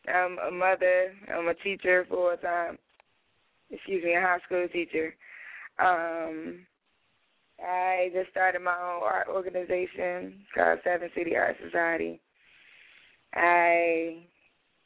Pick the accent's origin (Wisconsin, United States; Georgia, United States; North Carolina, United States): North Carolina, United States; Durham; I'm from North Carolina, Durham, born and raised